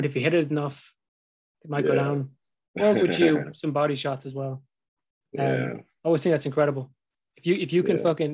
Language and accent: English; Ireland; we're Irish